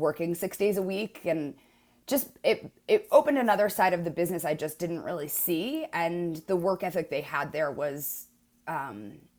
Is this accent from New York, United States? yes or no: yes; New York, United States; moved away as an adult; now in San Francisco, United States; I'm from New York originally